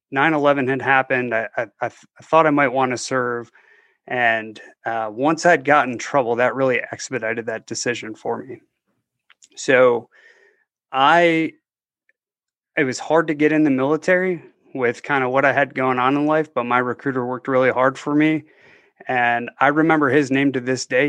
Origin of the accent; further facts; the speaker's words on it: just outside of Detroit, Michigan, United States; now in Tampa, United States; I grew up just outside of Detroit.